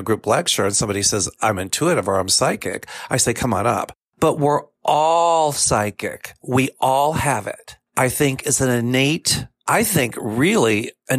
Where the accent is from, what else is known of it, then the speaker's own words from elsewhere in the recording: Kentucky, United States; now in Chicago, United States; I'm from Kentucky originally